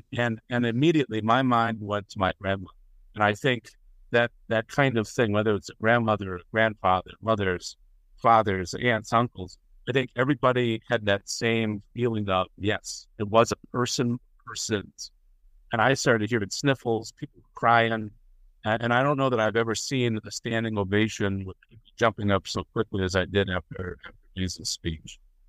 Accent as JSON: {"language": "English", "town": "Milwaukee", "region": "Wisconsin", "country": "United States", "lives_now": "Tampa, United States", "said": "out of beautiful Tampa, Florida. I was originally from Milwaukee, Wisconsin."}